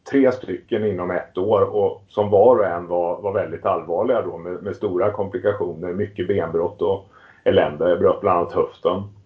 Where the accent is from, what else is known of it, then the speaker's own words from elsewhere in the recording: Västervik, Kalmar County, Sweden; now in Stockholm, Sweden; jag är ursprungligen uppvuxen i Småland, en liten stad som heter Västervik på ostkusten